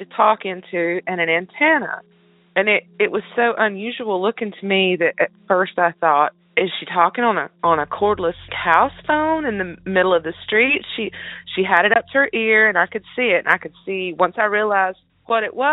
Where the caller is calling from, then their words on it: North Carolina, United States; I'm calling from North Carolina